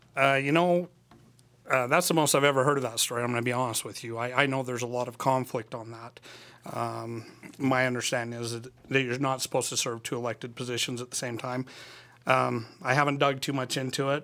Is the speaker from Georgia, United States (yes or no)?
no; Annabella, Utah, United States; moved away as an adult; now in Cedar City, United States; I'm from Annabelle, Utah. Uh, I was there until I was eighteen